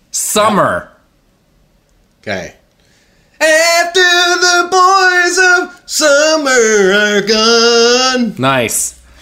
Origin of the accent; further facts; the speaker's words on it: Winnipeg, Manitoba, Canada; I grew up in Winnipeg, where it's always hundred below zero.